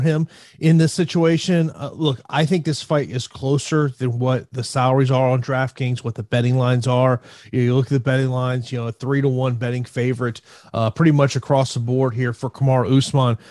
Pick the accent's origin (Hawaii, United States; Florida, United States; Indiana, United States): Florida, United States; Tampa; my hometown of Tampa, Florida